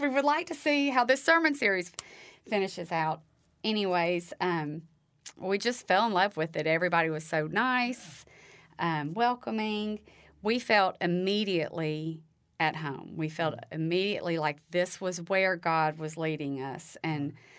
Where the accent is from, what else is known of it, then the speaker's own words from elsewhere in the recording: Huntsville, Alabama, United States; also born or lived in Auburn, Alabama; now in Cullman, United States; I grew up in Huntsville, um, born and raised in Huntsville all of my life